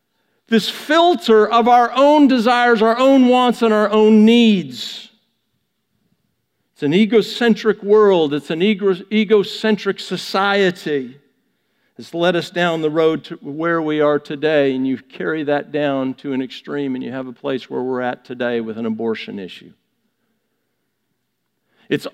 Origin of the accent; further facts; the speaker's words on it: Vancouver, British Columbia, Canada; I'm from Western Canada, from Vancouver